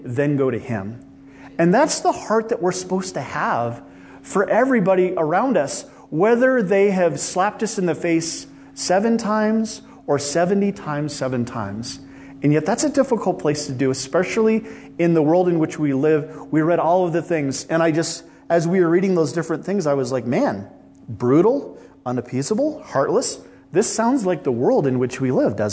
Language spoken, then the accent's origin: English; Midwest, United States; now in Los Angeles, United States; I come from the Midwest